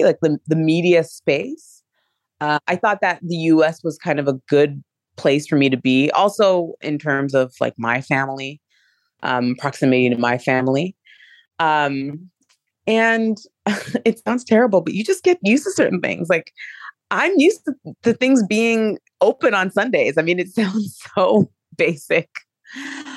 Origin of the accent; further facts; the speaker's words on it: Canada; also born or lived in France / England / Hong Kong / Mexico; now in United States; I was born and raised in Canada, but I lived in France, England, Hong Kong, and Mexico, and then the US